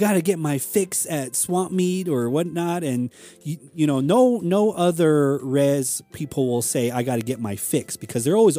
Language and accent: English; Tuba City, Arizona, United States; we can say that we grew up in Tuba City